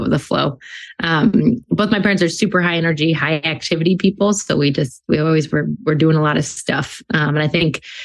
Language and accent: English; New York City, New York, United States; moved away as an adult; also born or lived in West Coast; now in Boston, United States; I grew up in New York City in Manhattan